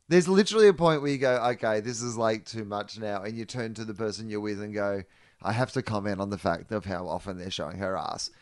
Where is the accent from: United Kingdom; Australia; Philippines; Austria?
Australia; do things the other way around in Australia